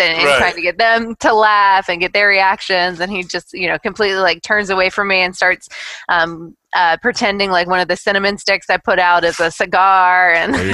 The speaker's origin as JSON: {"language": "English", "region": "Kentucky", "country": "United States", "tie": "born or raised there", "also_born_or_lived": "Tennessee", "said": "I was born in Tennessee, but we moved up to Kentucky when I was really young"}